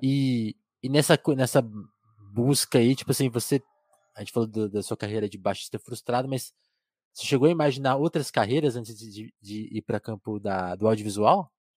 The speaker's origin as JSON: {"language": "Portuguese", "region": "interior of São Paulo", "country": "Brazil", "tie": "born or raised there", "said": "eu nasci em São Paulo, mas fui para uma cidade do interior"}